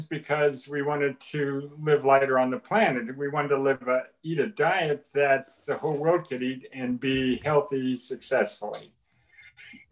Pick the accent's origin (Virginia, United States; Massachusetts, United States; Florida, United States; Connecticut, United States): Massachusetts, United States; I grew up in Massachusetts